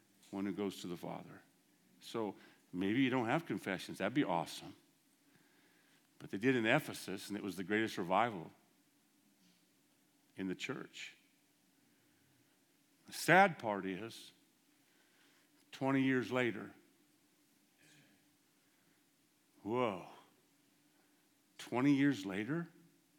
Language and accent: English; United States; I'm American